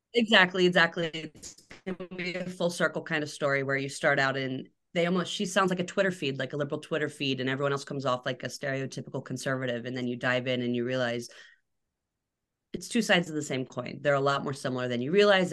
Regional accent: Atlanta, Georgia, United States; also born or lived in Alabama; Atlanta, Georgia, which is not a small town

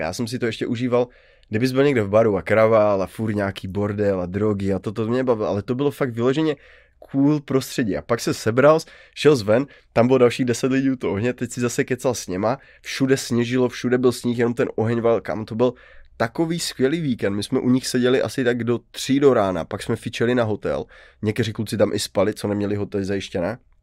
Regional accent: Karviná, Moravian-Silesian Region, Czechia; jako Karviňák

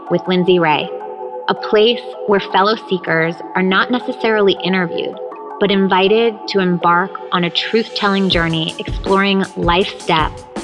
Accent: São Paulo, Brazil; first language Japanese; English is a second language; also born or lived in Japan / Maryland; now in Los Angeles, United States; I come from Sao Paulo, Brazil.

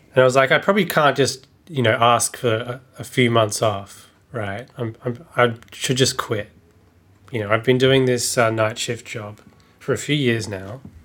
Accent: Australia; when you grow up, especially as an Australian

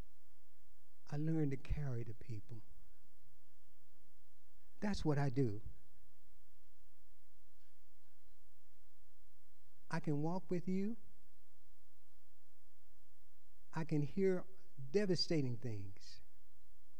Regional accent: Louisiana, United States; moved away as an adult; now in California, United States; I was born in Louisiana

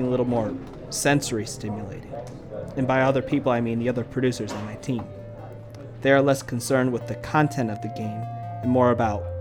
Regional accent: United States; moved away as an adult; now in South Korea; as an American new media producer who just turned 20. I mean 30. Working in Korea

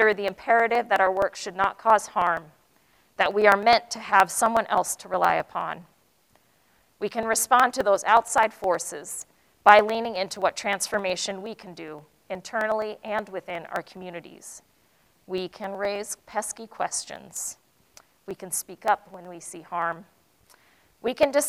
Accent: United States; I'm Asian American

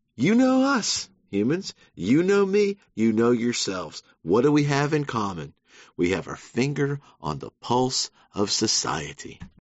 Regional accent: Savannah, Georgia, United States; moved away as an adult; now in New York City, United States; I'm from Savannah, Georgia, born and raised.

